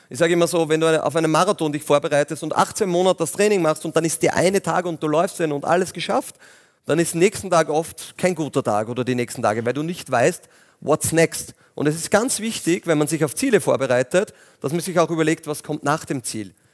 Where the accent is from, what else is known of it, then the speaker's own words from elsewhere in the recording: Linz, Upper Austria, Austria; Aber bin Linzer ähm, und sehr gern auch und habe noch einen großen Bauernhof in der Nähe in Strengberger auch.